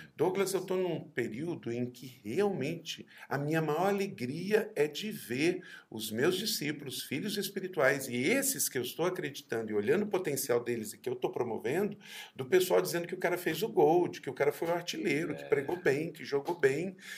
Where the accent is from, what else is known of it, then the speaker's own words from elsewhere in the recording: Brazil; eu sou brasileiro